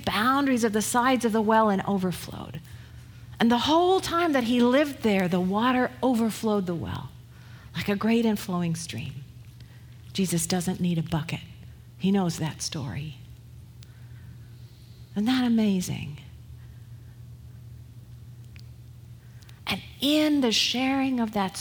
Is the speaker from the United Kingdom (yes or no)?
yes; United Kingdom; moved away; I'm British, right? So that's my ancestry